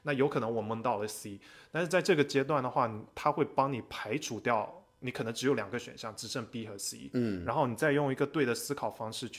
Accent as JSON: {"language": "Chinese", "country": "United States", "tie": "born or raised there", "said": "我是在美国成长的，然后我又在中国工作了，之后又出来读 MBA"}